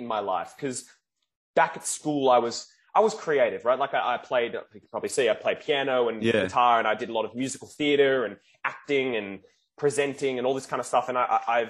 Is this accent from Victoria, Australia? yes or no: yes; Melbourne, Victoria, Australia; also born or lived in Sydney; I'm from Melbourne, Australia